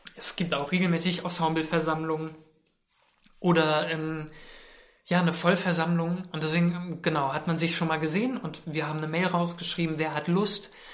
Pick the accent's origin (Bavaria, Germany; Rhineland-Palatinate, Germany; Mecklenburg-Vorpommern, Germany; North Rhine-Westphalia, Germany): Rhineland-Palatinate, Germany; Mainz; now in Berlin, Germany; ich komme ja aus Mainz und Mainz ist so eine süße mittelgroße Stadt